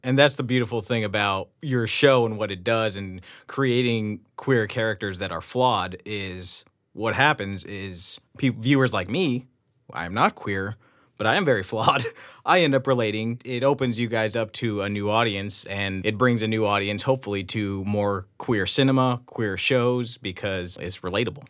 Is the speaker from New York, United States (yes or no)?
no; Los Angeles, California, United States; I grew up here. I grew up, you know, in L A or just outside of L A.